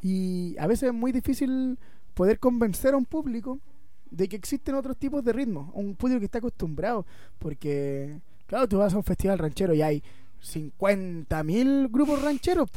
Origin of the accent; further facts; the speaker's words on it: Puerto Varas, Los Lagos, Chile; Somos de Puerto Vara, eh, nos criamos aquí y no nos hemos ido de acá